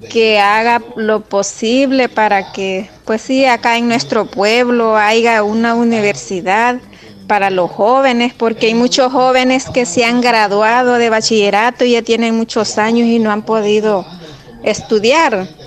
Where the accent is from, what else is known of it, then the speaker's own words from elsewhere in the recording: Pasaquina, La Unión, El Salvador; Soy de Cantón Pasaquinita, apoyo al señor Ramón Ventura porque es una gran persona para nuestro municipio de Santa {S5} Rosa de Lima